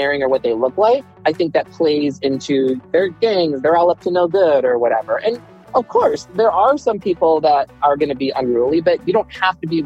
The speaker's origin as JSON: {"language": "English", "region": "Michigan", "country": "United States", "tie": "born or raised there", "moved": "as an adult", "lives_now": "California, United States", "said": "I am a Midwest-born and raised kid from Michigan"}